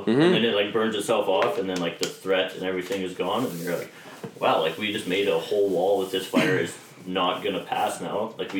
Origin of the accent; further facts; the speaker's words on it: Castor, Alberta, Canada; Castor, Alberta.